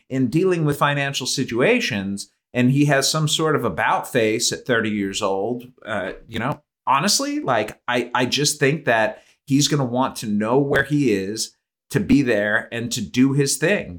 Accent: Cleveland, Ohio, United States; I grew up in Cleveland

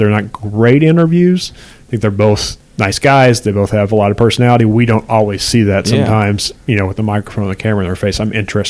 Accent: Paintsville, Kentucky, United States; even though we're both from Paintsville, basically.

